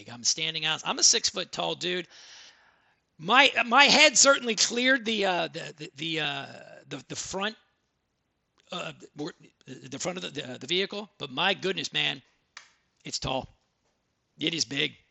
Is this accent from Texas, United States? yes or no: yes; Texas, United States; because I'm from Texas, I am the …